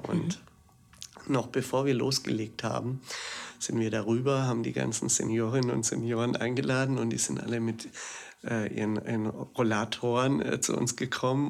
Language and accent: German; Augsburg, Bavaria, Germany; now in Berlin, Germany; ich komme aus Augsburg ursprünglich und bin der Liebe wegen hierher gezogen